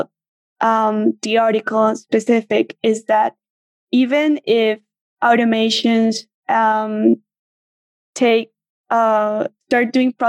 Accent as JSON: {"language": "English", "country": "Colombia", "tie": "born or raised there", "also_born_or_lived": "Venezuela", "moved": "yes", "lives_now": "Argentina", "said": "I was born in Venezuela, raised in Colombia, but I've been living in Argentina"}